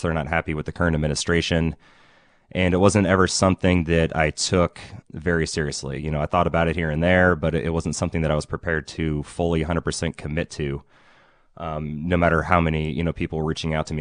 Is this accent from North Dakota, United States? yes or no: no; Ukiah, California, United States; I'm from here in Ukiah. I grew up here, um, graduated from Ukiah High in two thousand five